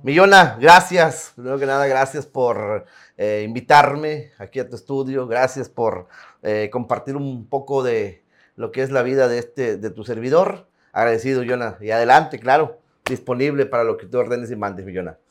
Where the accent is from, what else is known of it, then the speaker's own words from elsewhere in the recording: Tampacán, San Luis Potosí, Mexico; moved away as an adult; also born or lived in Ciudad Acuña; now in Piedras Negras, Mexico; Es Tampacán, San Luis Potosí de originarios. En el 99, 1999, recién había terminado la, preparatoria.